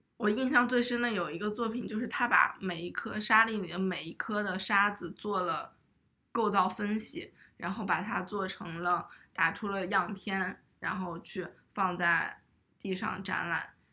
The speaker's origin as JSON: {"language": "Chinese", "region": "Shanxi", "country": "China", "tie": "born or raised there", "said": "我家乡的物件"}